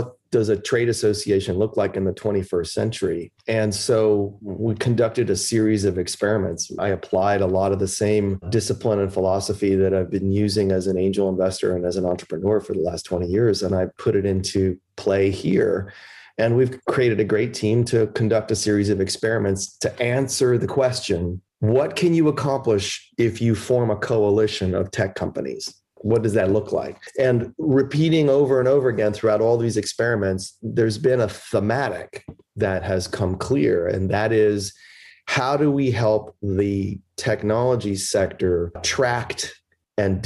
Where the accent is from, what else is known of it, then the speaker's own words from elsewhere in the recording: Chicago, Illinois, United States; also born or lived in Philadelphia; now in Washington, United States; Chicago, which is where I was born in 62